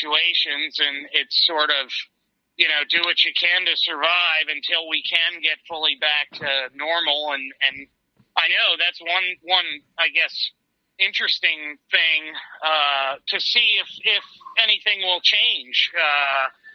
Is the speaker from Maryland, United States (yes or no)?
yes; Annapolis, Maryland, United States; also born or lived in Pittsburgh, Pennsylvania; when we moved away from Pittsburgh, we moved to Annapolis, Maryland